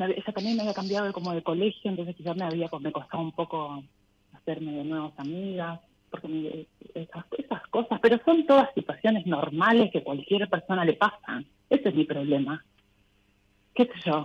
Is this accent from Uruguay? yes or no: no; Buenos Aires, Argentina; De acá, de Capital Federal.